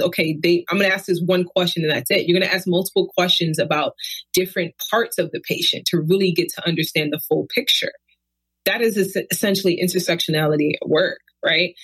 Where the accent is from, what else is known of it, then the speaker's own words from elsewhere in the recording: New York City, New York, United States; moved away as an adult; also born or lived in California; now in Davis, United States; I was born and raised in Brooklyn, lived there pretty much my entire life.